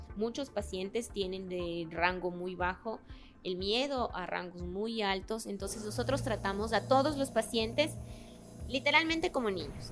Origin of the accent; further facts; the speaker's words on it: Babahoyo, Los Ríos, Ecuador; moved away as an adult; also born or lived in Guaranda; nací en Guaranda, pero crecí en Babahoyo y estudié. Y yo digo siempre que soy de Babahoyo